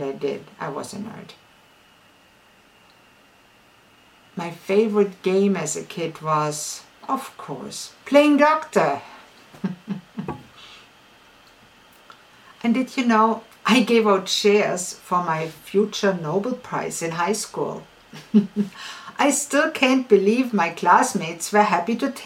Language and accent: English; Ulm, Baden-Württemberg, Germany; I was born in Ulm, in southwest Germany.